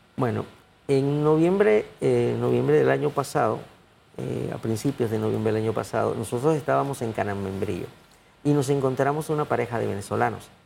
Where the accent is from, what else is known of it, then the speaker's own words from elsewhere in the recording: Panama; como panameño